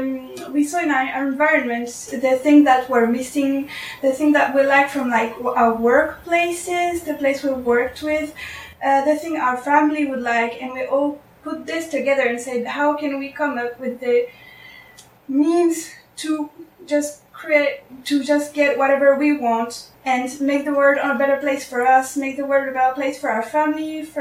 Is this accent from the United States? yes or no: no; France; I was born in France too